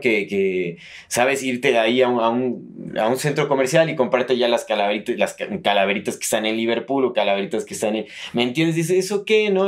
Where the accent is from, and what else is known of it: Mexico